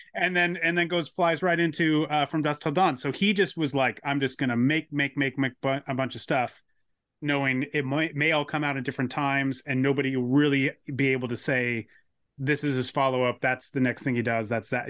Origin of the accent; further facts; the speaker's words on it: San Diego, California, United States; I grew up in San Diego